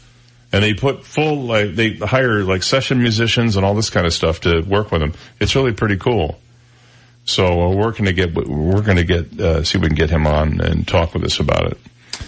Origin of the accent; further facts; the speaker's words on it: Midwest, United States; accent: Midwestern; Well, I'm from the Midwest, and I had to learn to do away with most of my Midwestern accent, although I do discover at times when I hear my recorded voice that I slip back into it.